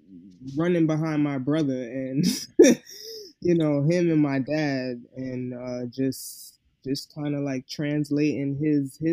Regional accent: New York City, New York, United States; I'm from the Bronx

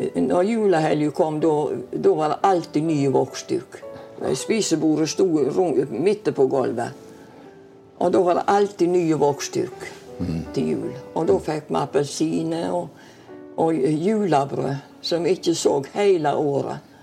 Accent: Bømlo, Vestland, Norway; also born or lived in Stord; now in Kaldestad, Norway; Jeg kom fra Bømlo, ja. Håvik

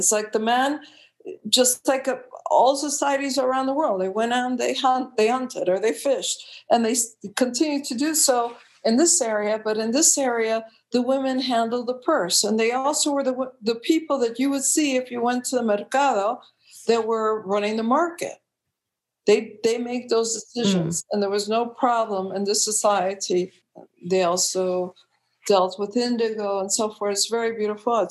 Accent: Chicago, Illinois, United States; moved away as an adult; also born or lived in California; I was born in Chicago in the United States

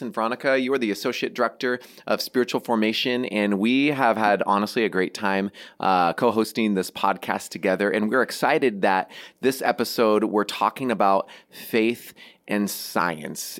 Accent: Seattle, Washington, United States; I grew up in Seattle, just north of it

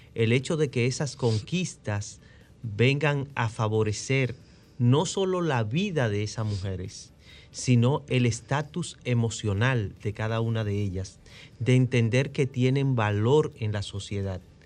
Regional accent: Dominican Republic

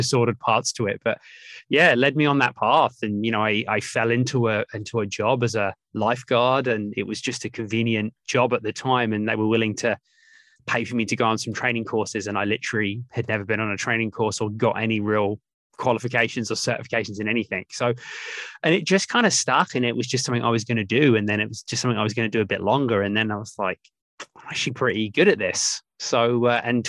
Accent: England, United Kingdom; I grew up in England, my mum, my dad, my older brother

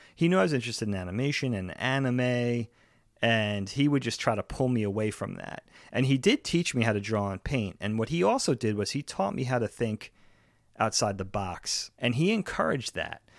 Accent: Long Island, New York, United States; growing up on Long Island, high school was nine, ten, eleven, twelve

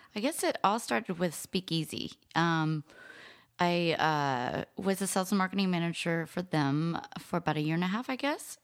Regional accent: New Orleans, Louisiana, United States; I grew up in New Orleans

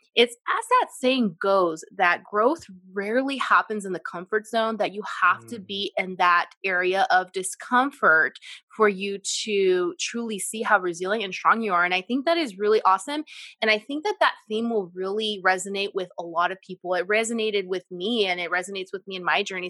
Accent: Central Valley, California, United States; we are from the United States and from California, Central Valley specifically

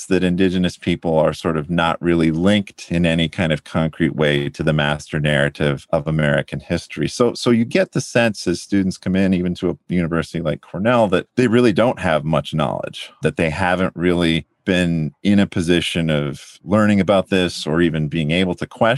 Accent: London, Ontario, Canada; moved away; I grew up outside of London, Ontario, Canada

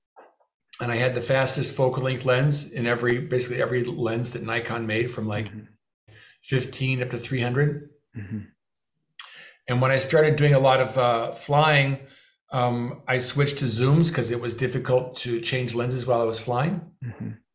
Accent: Beverly Hills, California, United States; my hometown of Beverly Hills

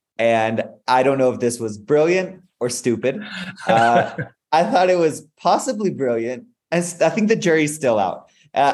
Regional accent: Spain; also born or lived in Mexico; So I was born in Mexico and grew up in Spain. My parents are Christian missionaries. So I'm a son of Christian missionaries.

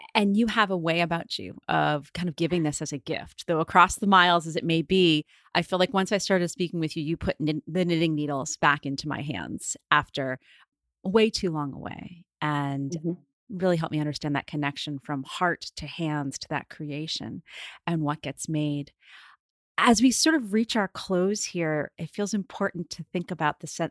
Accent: United States; being an American

